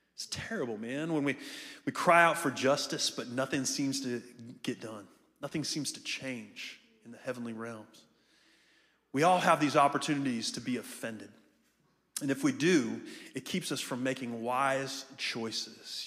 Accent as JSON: {"language": "English", "region": "Ohio", "country": "United States", "also_born_or_lived": "Melbourne, Florida", "moved": "yes", "lives_now": "Jacksonville, United States", "said": "I'm from Jacksonville. I'm from Ohio originally."}